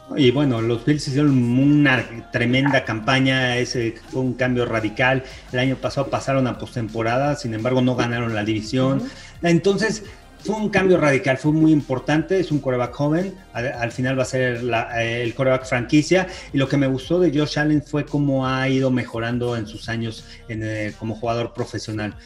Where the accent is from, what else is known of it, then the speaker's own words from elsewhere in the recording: Mexico; soy el único mexicano